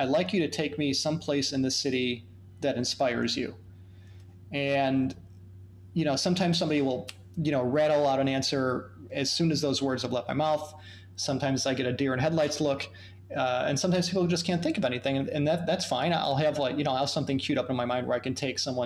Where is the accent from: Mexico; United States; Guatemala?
United States; being American workers